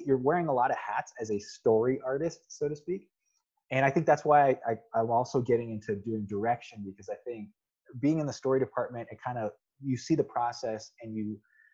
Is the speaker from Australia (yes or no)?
no; United States; also born or lived in California; I grew up in the United States.